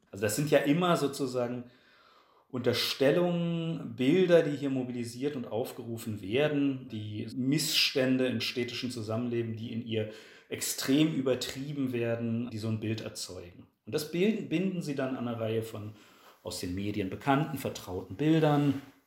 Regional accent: Berlin, Germany; in meiner Heimatstadt Berlin

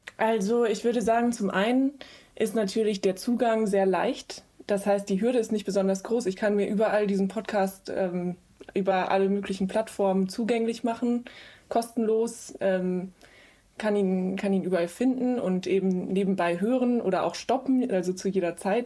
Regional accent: West Germany, Germany; wir sind alle aus dem Westen. Also alle äh, vier oder fünf Leute, die dann in diesem Team äh, zusammensaßen, ähm, kamen irgendwie aus Westdeutschland

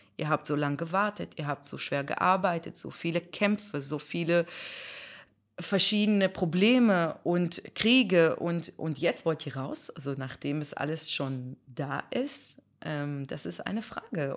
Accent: Israel; German is a second language; now in Germany; ich komme aus Israel, wo alle, fast alle jüdisch sind

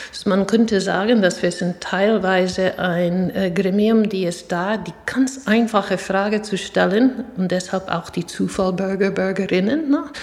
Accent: New York, United States; German is a second language; Ja, ich bin, ähm, wie man hört, mit meinem Akzent nicht in Deutschland geboren und auch nicht aufgewachsen. Ich bin in Stadt New York geboren und aufgewachsen

